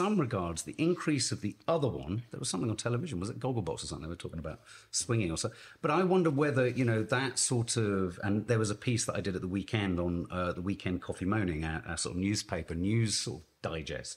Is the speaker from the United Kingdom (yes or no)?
yes; United Kingdom; as a British man